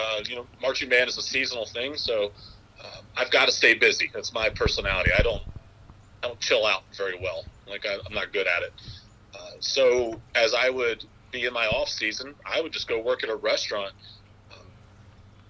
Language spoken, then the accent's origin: English; Louisville, Kentucky, United States; moved away; growing up in Louisville, Kentucky